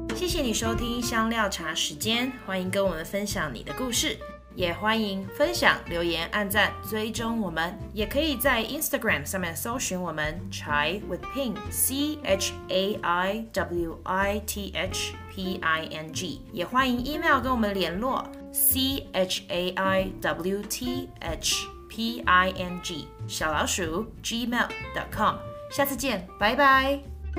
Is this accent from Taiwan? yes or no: yes; Taiwan; first language Mandarin; now in United States; 我是一个台湾人，我的母语是，呃，普通话，就是华语。 嗯，但是我现在住在美国